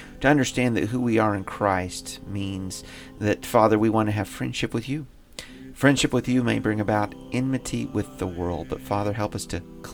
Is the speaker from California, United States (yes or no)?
no; Indiana, United States; growing up in Indiana